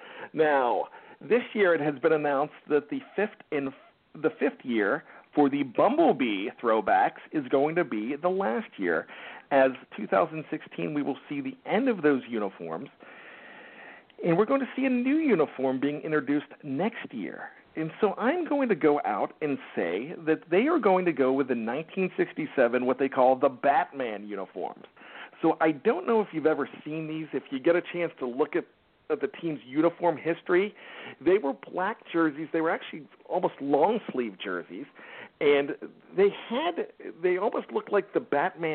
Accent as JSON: {"language": "English", "town": "Johnstown", "region": "Pennsylvania", "country": "United States", "tie": "born or raised there", "moved": "yes", "lives_now": "Maryland, United States", "said": "my hometown of Johnstown, Pennsylvania."}